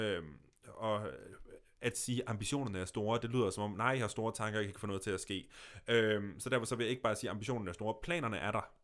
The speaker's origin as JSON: {"language": "Danish", "country": "Denmark", "tie": "born or raised there", "moved": "yes", "lives_now": "Copenhagen, Denmark", "said": "jeg flytter tilbage til Jylland"}